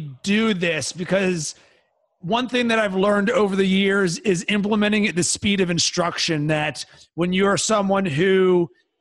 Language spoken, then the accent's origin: English; Pittsburgh, Pennsylvania, United States; when I was growing up in Pittsburgh, Pennsylvania